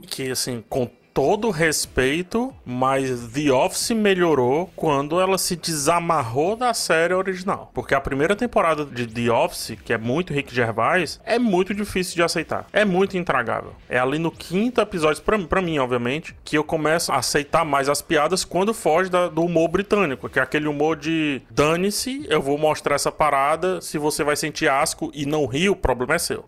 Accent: Cearense, Ceará, Brazil; eu que não sou, sou cearense

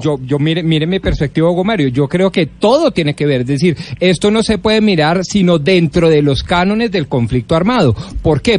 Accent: Colombia; Nosotros como colombianos

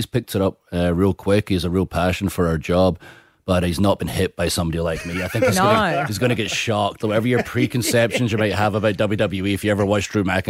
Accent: United Kingdom; moved away; also born or lived in Los Angeles; like the fans back home, like our wrestling fans back in the UK

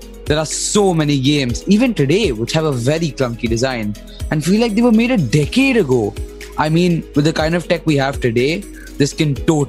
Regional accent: India; So I'm glad that they're back in my home country.

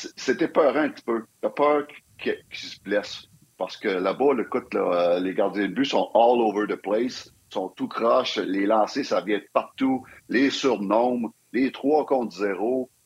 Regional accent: Quebec, Canada

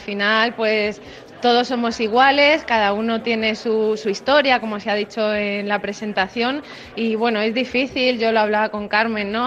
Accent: Madrid, Community of Madrid, Spain; como madrileña

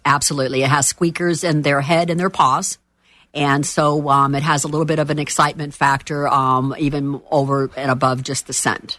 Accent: Miami, Florida, United States; moved away as an adult; now in Orlando, United States; I am from Miami

